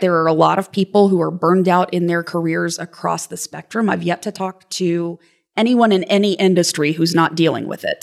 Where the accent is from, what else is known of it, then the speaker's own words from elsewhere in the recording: Lexington, Kentucky, United States; I grew up in Lexington, Kentucky